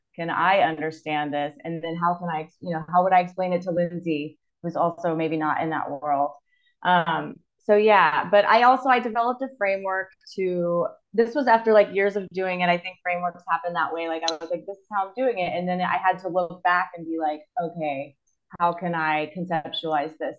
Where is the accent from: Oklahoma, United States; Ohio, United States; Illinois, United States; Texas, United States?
Texas, United States; Austin; moved away as an adult; also born or lived in Chile / Germany / Spain / South Korea; now in Izmir, Turkey; I'm originally from Austin, Texas. That's where I grew up